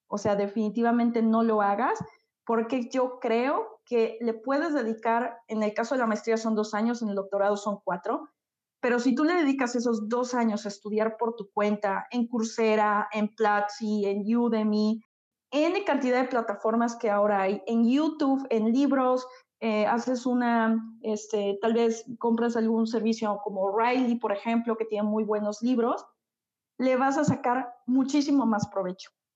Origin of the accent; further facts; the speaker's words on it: Xalapa, Veracruz, Mexico; yo soy de México, soy de un lugar que se llama Jalapa, es la capital de Veracruz. Es un lugar pequeñito, pero la verdad disfruto mucho estar aquí